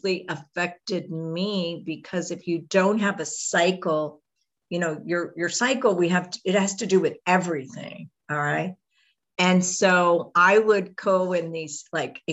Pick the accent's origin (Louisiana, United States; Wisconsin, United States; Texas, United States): Texas, United States; Houston; I grew up in Houston, Texas.